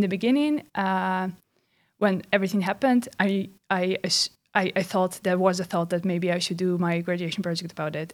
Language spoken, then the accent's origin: English; Belarus; now in Netherlands; closely connected to my homeland, which is Belarus. I'm from Belarus